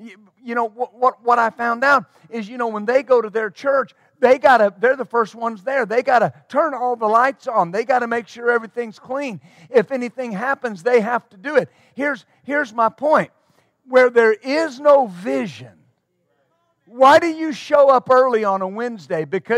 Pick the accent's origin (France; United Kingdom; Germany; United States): United States; Texline, Texas; The town I was raised in West Texas was Texline, Texas. Population 387.